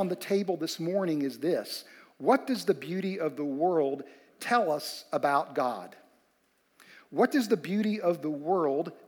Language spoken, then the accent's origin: English; West Virginia, United States; Amy and I grew up in West Virginia